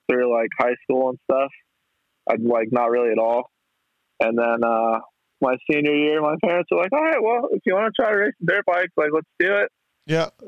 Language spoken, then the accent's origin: English; El Paso, Texas, United States; there's not there's not a whole lot to it, honestly born